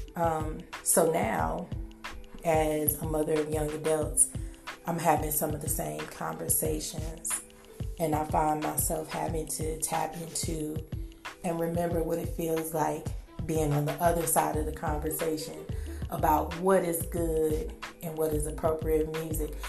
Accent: Milwaukee, Wisconsin, United States; I was born in the Midwest, Milwaukee, Wisconsin, circa 1970 something

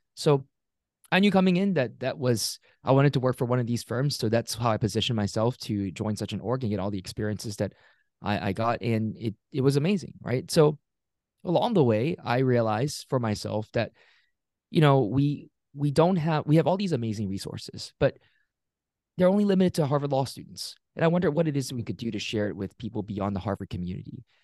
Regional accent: Singapore; also born or lived in Pittsburgh area, Pennsylvania, United States; now in United States; I grew up in Singapore, immigrated to a small town outside of Pittsburgh, Pennsylvania in the U S in two thousand six

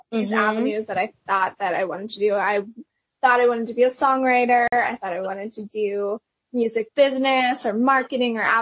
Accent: Pennsylvania, United States; moved away as an adult; now in Nashville, United States; I went to Belmont, which is in Nashville. So that's how I moved from Pennsylvania to Nashville.

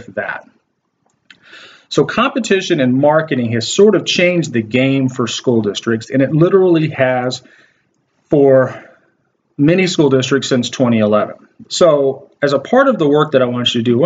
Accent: Waco, Texas, United States; When I was growing up in Waco, Texas, I went to a school district called La Vega ISD

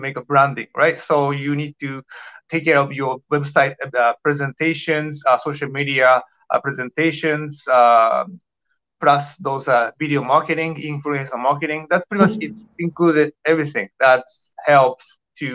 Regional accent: Japan; English is a second language; moved away as an adult; also born or lived in Tokyo, Japan; now in Toronto, Canada; I'm from Japan. I used to live in Tokyo like 8 years

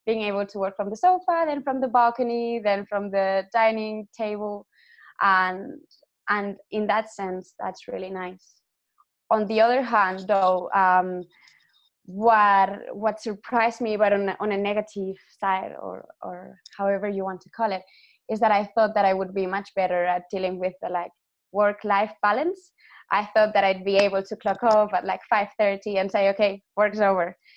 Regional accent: Barcelona, Catalonia, Spain; moved away as an adult; also born or lived in United Kingdom; now in Switzerland; I am Spanish. I'm from Barcelona.

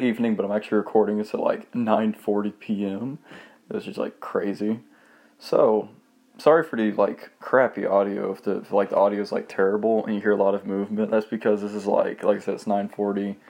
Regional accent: Monroe, Georgia, United States; Also from the small town called Monroe.

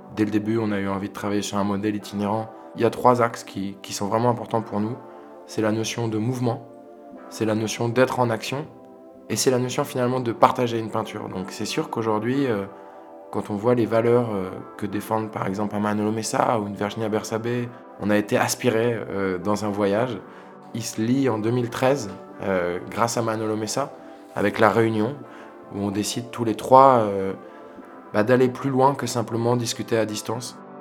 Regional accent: village near Sète, Occitania, France; on est originaire de Rougen, qui est un village à côté de Sète

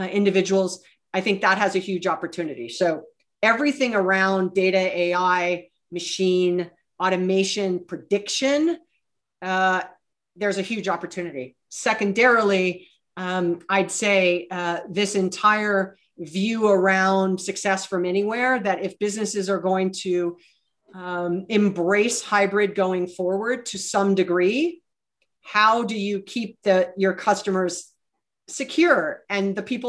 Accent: Hawaii, United States; moved away; And I was born and raised in Hawaii.

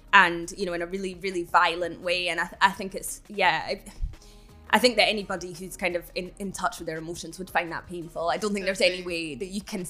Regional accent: Edinburgh, Scotland, United Kingdom; growing up in Edinburgh

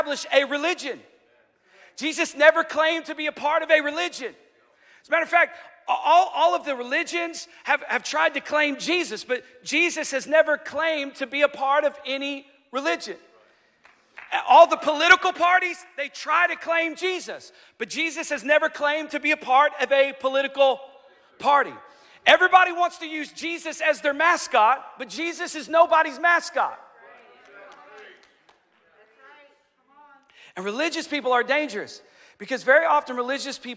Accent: United States; as American Christians

